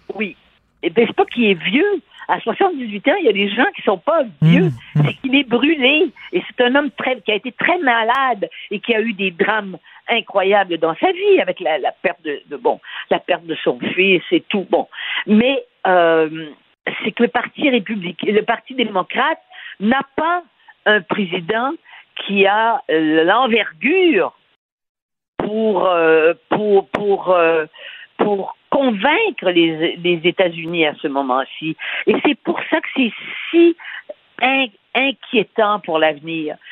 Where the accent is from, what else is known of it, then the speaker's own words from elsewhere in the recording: Canada; j'étais du Canada